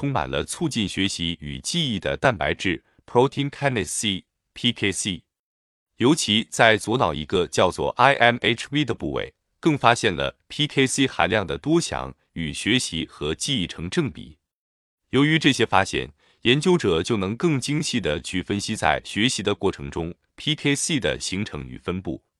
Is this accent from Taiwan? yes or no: yes; Qishan, Kaohsiung, Taiwan; 我的家乡是高雄县的岐山镇，离镇外不远的内门乡